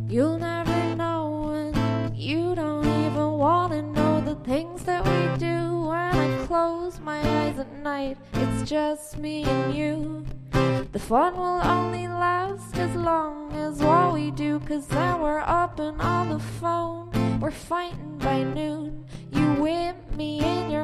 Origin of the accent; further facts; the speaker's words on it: Cork, Munster, Ireland; I'm from Cork, singer-songwriter from Cork